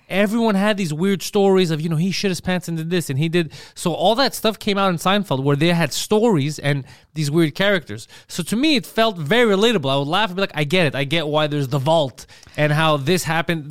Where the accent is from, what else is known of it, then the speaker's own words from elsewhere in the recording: Montreal, Quebec, Canada; we grew up in Park X